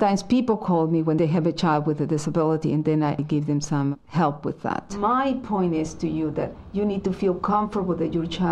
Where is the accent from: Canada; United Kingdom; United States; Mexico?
Mexico; I was born in Mexico, a family of 10